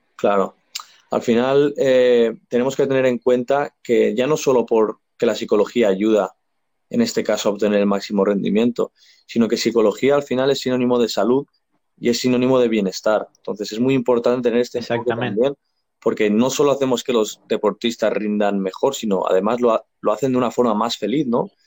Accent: Spain; yo soy español

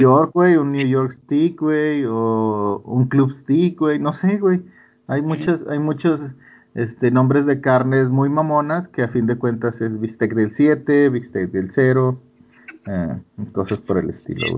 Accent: Monterrey, Nuevo León, Mexico; es de mis paisas, güey. Los regios

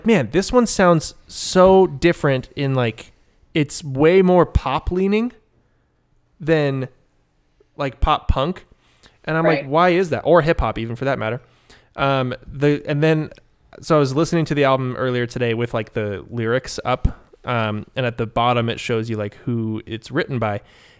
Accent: Washington, United States; I'm from Washington.

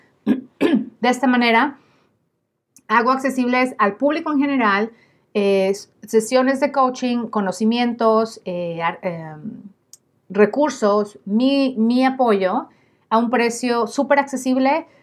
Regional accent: Mexico; yo soy periodista mexicana

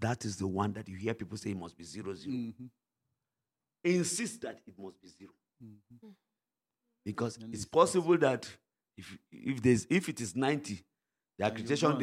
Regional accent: Wamba, Nasarawa, Nigeria; I'm from Wamba

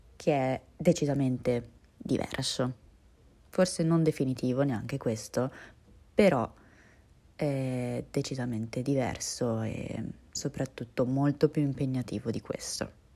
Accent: Italy; also born or lived in Russia; a livello di italianità ho la lingua banalmente, la cultura, le tradizioni, e la cittadinanza

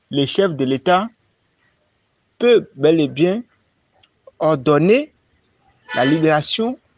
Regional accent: Benin; Je suis béninois.

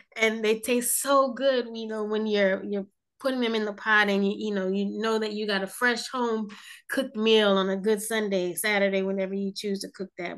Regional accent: New Jersey, United States; moved away; I'm from New Jersey originally, but I say I'm from South Jersey

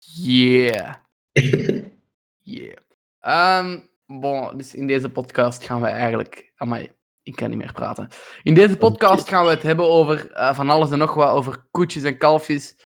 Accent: Belgium; wij als Belgen

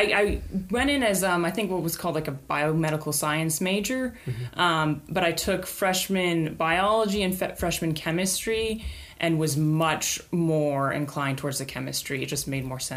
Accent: Carrollton, Texas, United States; I grew up in Carrollton, Texas, and I was homeschooled for my entire K through 12 education

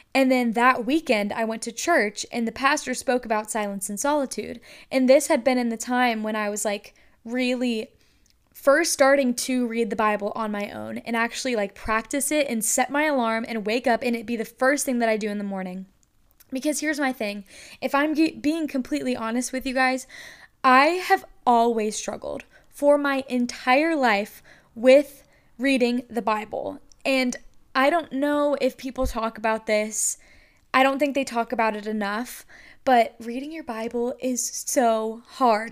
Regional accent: North Carolina, United States; also born or lived in Lynchburg, Virginia; I am from North Carolina.

